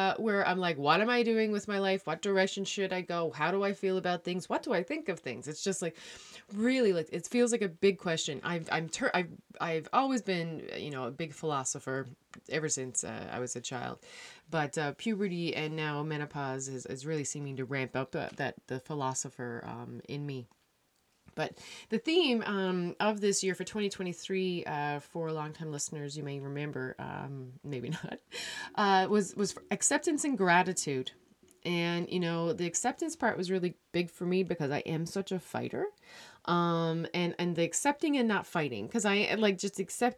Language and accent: English; Newfoundland and Labrador, Canada; moved away; I'm a Newfoundlander